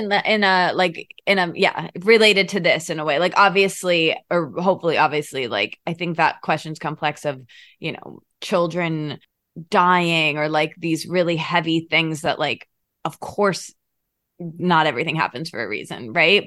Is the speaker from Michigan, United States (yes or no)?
yes; Michigan, United States; moved away as an adult; also born or lived in Detroit / Australia; now in Los Angeles, United States; I grew up in Michigan